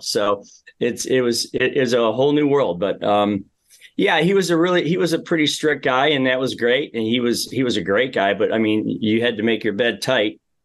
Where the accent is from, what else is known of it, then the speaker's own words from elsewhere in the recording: Amherst, Ohio, United States; I grew up in the Midwest. I'm one of, uh, five boys in our family, lived in a very small house in Amherst, Ohio for a while